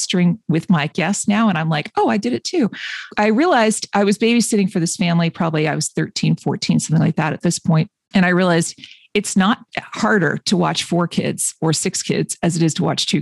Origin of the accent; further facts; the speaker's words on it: Boston, Massachusetts, United States; I'm from Boston area-ish